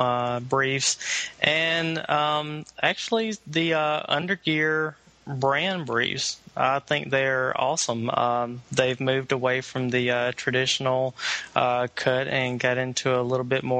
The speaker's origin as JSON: {"language": "English", "region": "Southwest Alabama", "country": "United States", "moved": "as an adult", "lives_now": "Atlanta, United States", "said": "I'm originally from Southwest Alabama"}